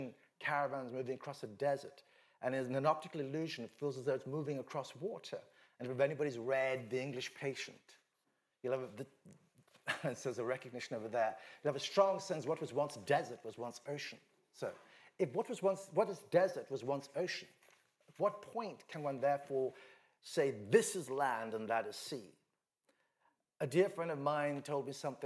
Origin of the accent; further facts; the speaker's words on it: Western India, India; I'm from Western India